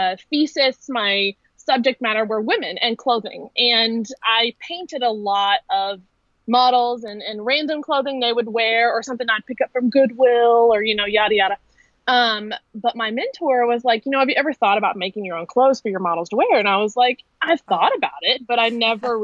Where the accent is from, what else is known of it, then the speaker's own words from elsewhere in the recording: Louisville, Kentucky, United States; I'm from Kentucky, Louisville to be exactly, Midwest girl, born and raised